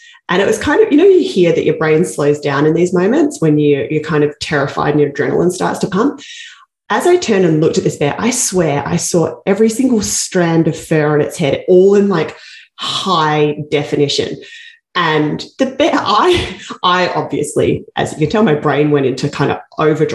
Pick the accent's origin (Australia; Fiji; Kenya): Australia; moved away as an adult; now in Canada; I come from Australia